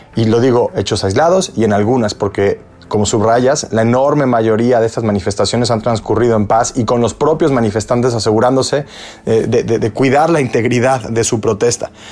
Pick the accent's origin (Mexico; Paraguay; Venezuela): Mexico; now in United States; vengo de México